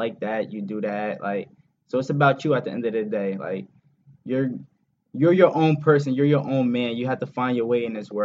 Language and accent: English; New Jersey, United States; I'm from New Jersey